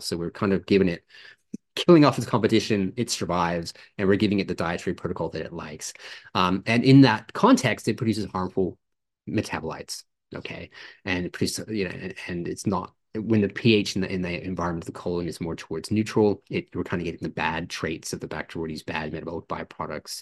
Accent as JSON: {"language": "English", "country": "Canada", "tie": "born or raised there", "moved": "yes", "lives_now": "Australia", "said": "I grew up in Canada"}